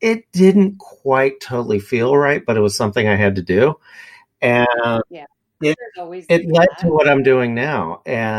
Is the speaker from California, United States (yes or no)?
yes; Bay Area, California, United States; moved away as an adult; now in Sacramento, United States; I'm from the Bay Area